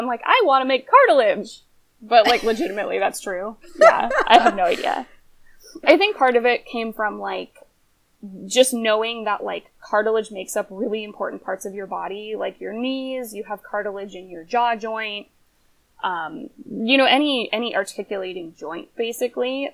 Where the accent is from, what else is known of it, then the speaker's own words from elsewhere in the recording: Pennsylvania, United States; moved away as an adult; also born or lived in Atlanta / Davis, California / Sacramento; I grew up in Pennsylvania